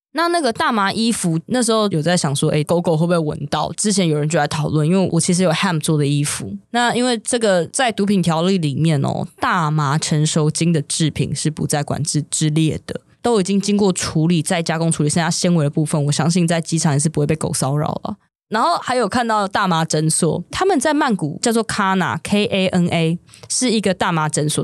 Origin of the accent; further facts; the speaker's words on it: Taiwan; 我们台湾人